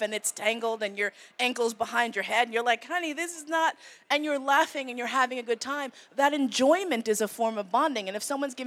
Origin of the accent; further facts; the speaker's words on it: New York, United States; moved away; also born or lived in San Francisco; I grew up in New York